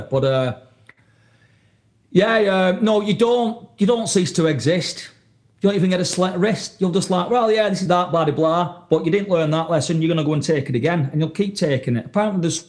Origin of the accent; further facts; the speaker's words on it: the north of England, United Kingdom; moved away as an adult; now in New England, United States; I was raised in Northern England, mate, in a working class town